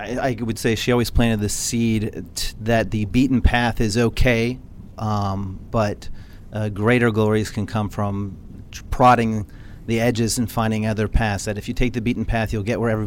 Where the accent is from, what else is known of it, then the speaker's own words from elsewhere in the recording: San Antonio, Texas, United States; I'm originally from San Antonio, Texas.